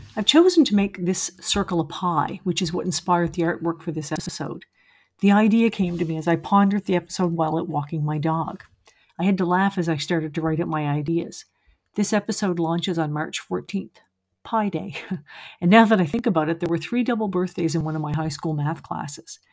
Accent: Nova Scotia, Canada; moved away; also born or lived in Montreal area, Quebec; I grew up in Nova Scotia and moved to the Montreal area

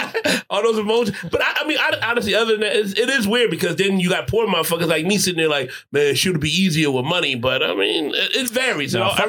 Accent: Philadelphia, Pennsylvania, United States; I'm from South Philly

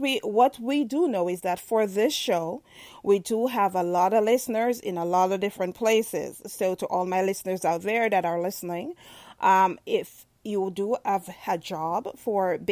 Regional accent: Jamaica; I'm Jamaican

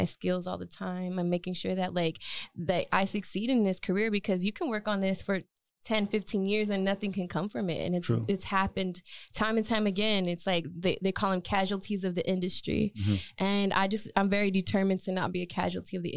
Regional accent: El Paso, Texas, United States; growing up there was really cool

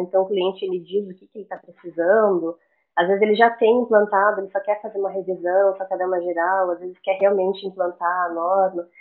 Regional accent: Florianópolis, Santa Catarina, Brazil; also born or lived in Curitiba, Paraná; eu sou de Curitiba, no Paraná, mas eu cresci em Florianópolis, na Ilha da Magia

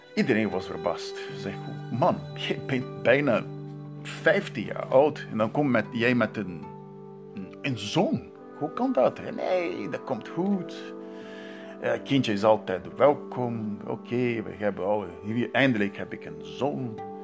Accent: Santos, São Paulo, Brazil; Dutch is a second language; moved away; in mijn geboortestad Santos

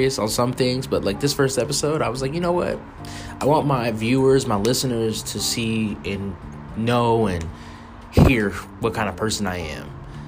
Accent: Colorado Springs, Colorado, United States; moved away as an adult; also born or lived in Pueblo, Colorado; now in Spring, Texas, United States; I'm from Colorado Springs. I went to high school in Colorado Springs

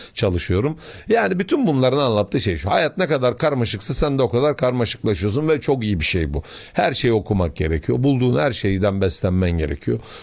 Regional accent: Samsun, Turkey; Bir Samsunlu olarak

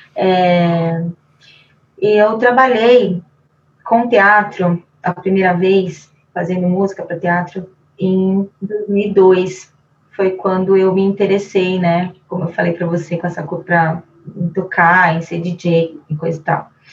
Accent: Brazil; falando como brasileira

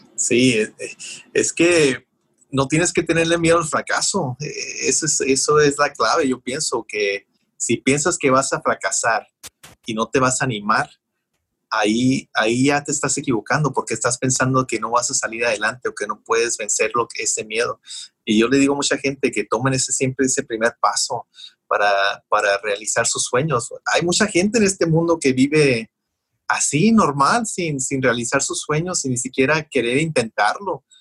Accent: Mexicali, Baja California, Mexico; also born or lived in Calexico, California; now in United States; Cuando yo crecí en Mexicali, yo crecí con un padre alcohólico

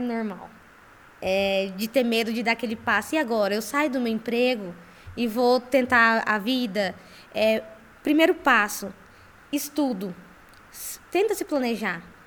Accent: Campo Grande, Mato Grosso do Sul, Brazil; Eu sou de Campo Grande, Mato Grosso do Sul

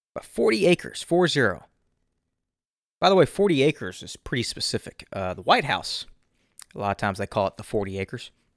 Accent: the South, United States; I'm from the South

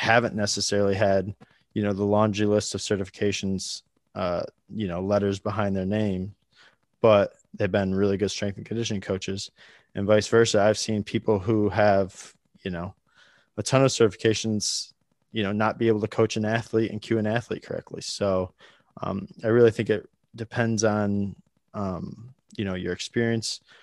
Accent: Troy, Pennsylvania, United States; moved away as an adult; also born or lived in Binghamton, New York; I grew up in Troy, PA, northeastern Pennsylvania

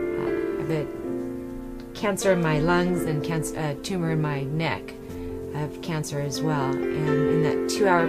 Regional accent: Rancho Cucamonga, California, United States; I'm from Southern California, Rancho Cucamonga area

